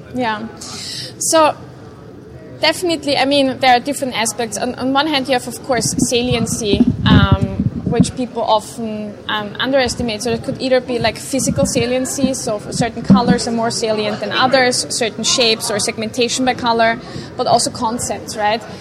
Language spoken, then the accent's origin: English; Vienna, Austria; I grew up in uh, Vienna, Austria